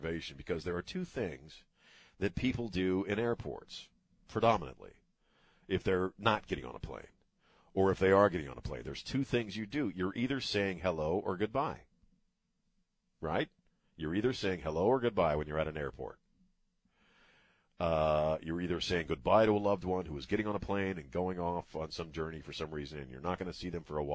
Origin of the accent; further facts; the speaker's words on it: Maryland, United States; also born or lived in Colorado; now in Texas, United States; where I grew up in Maryland.